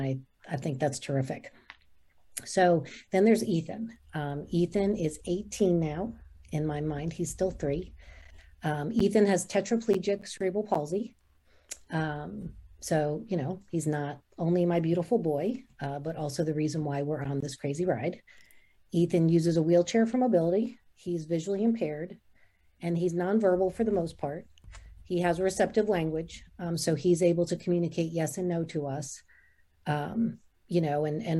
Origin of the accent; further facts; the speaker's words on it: New Jersey, United States; now in Raleigh, United States; I'm originally from New Jersey. I moved to North Carolina in 1991